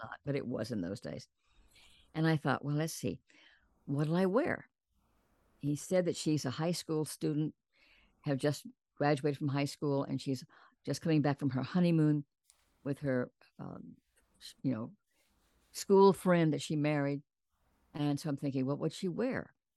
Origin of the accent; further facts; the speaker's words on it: San Antonio, Texas, United States; I was born and raised in San Antonio, Texas